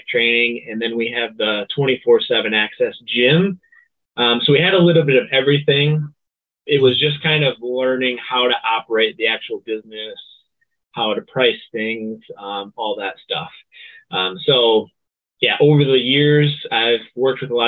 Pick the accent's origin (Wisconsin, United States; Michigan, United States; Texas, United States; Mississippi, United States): Michigan, United States; Sandusky; my hometown